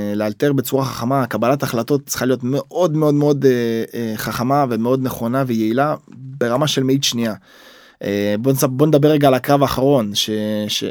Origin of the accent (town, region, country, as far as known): Israel